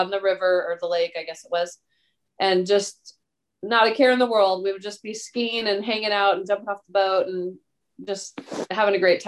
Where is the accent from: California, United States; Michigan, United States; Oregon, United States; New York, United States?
Oregon, United States; Lebanon; now in Salem, United States; about, an hour away from Lebanon, where we grew up